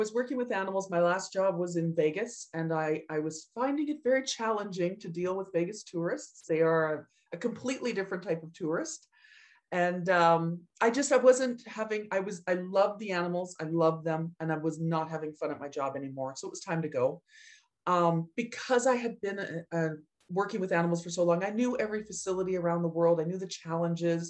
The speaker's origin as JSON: {"language": "English", "town": "Edmonton", "region": "Alberta", "country": "Canada", "tie": "born or raised there", "said": "And I was living in Edmonton. I was going to the University of Alberta"}